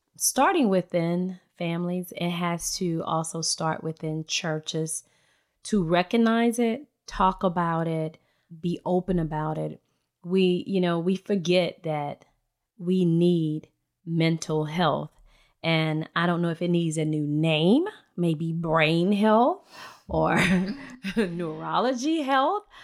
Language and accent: English; Point Clear, Alabama, United States; moved away as an adult; also born or lived in Houston; I am from Baldwin County. born and raised in Point Clear area